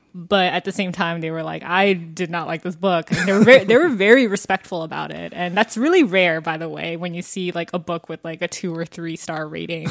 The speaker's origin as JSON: {"language": "English", "area": "Fulton County", "region": "Georgia", "country": "United States", "said": "I'm from Georgia, and even though, um, I'm from Fulton County, like, which is, like, the same county as Atlanta pretty much"}